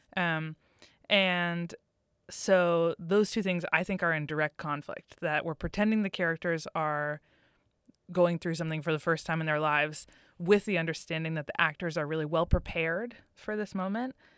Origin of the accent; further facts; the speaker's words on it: Massachusetts, United States; I'm from Massachusetts